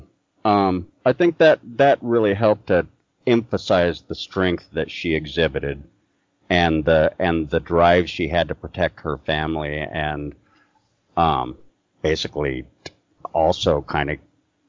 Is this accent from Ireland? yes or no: yes; Ireland; Yeah, and I'm Irish, so it's like if you exhibit manners, there's something wrong with you.